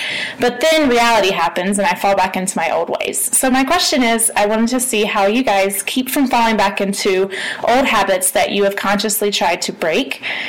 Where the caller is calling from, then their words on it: Denver, Colorado, United States; I'm calling from Denver, Colorado.